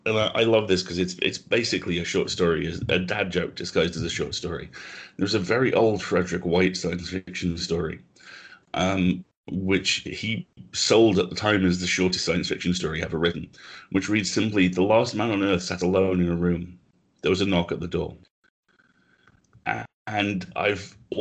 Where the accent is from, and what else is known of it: United Kingdom; also born or lived in Nottingham